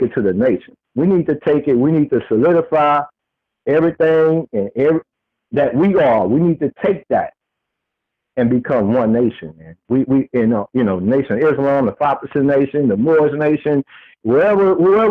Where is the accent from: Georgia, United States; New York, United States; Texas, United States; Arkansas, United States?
Texas, United States; I'm from Texas.